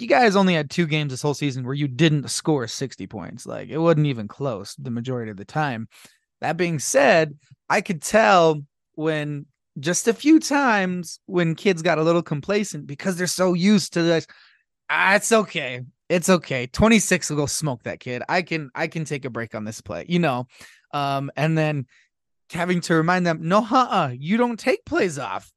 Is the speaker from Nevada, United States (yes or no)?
no; Blanding, Utah, United States; growing up in Blanding